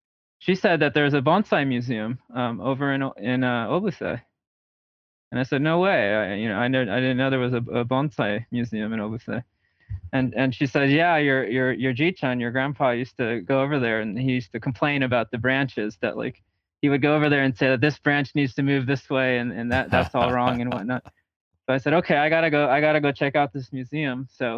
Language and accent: English; Riverside, California, United States; also born or lived in Los Angeles; now in Portland, United States; So I was born in Los Angeles, and then we ended up settling in Riverside, which is like an hour east of LA. But I went to college in LA, and I went to grad school in LA. So I like to call LA home, I guess.